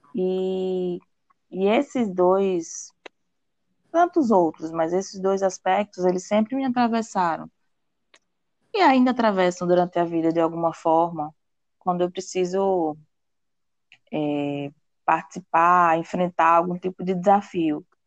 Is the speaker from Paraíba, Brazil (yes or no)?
yes; Cajazeiras, Paraíba, Brazil; moved away; minha cidade natal chama Cajazeiras